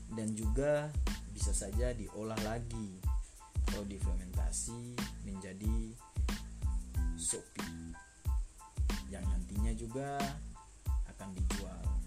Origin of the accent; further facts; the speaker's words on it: Seram Island, Maluku, Indonesia; moved away; also born or lived in Java; di tempat tinggal saya yaitu di kampung saya di Maluku Pulau Seram desa Norway